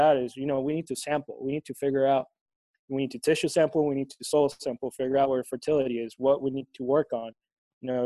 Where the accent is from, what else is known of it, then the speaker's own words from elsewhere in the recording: Tegucigalpa, Francisco Morazán, Honduras; where I grew up in Tegucigalpa, that's the capital.